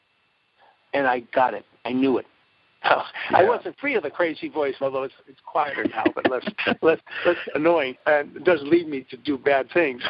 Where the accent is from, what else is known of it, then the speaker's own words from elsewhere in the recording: Brookline, Massachusetts, United States; I grew up in Brookline, Massachusetts